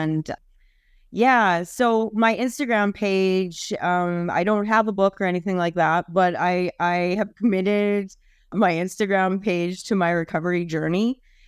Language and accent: English; Canada; Hi, I'm Canadian.